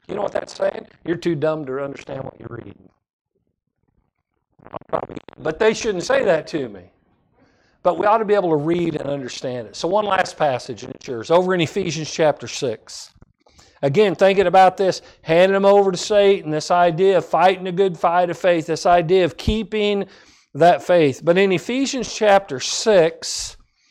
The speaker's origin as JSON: {"language": "English", "region": "Kansas", "country": "United States", "tie": "born or raised there", "said": "I grew up in Kansas"}